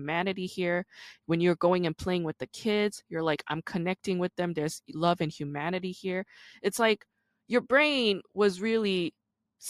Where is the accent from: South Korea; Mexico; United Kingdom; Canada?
South Korea; Busan; now in United States; I was born in South Korea. I grew up in Busan.